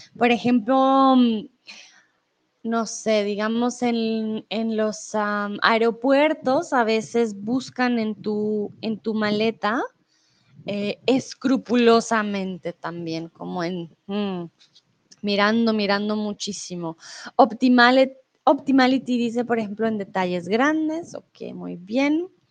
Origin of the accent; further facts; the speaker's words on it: Colombia; also born or lived in Mexico; now in Germany; yo soy de Colombia y comúnmente pues vivo en Alemania, pero em, ahora estoy en México